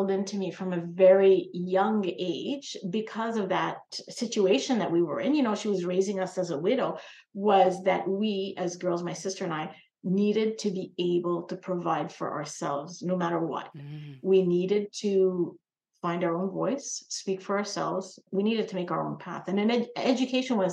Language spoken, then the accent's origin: English; Canada; I'm a second generation Canadian. My parents came to this country in the late 60s, and I was born here in Canada.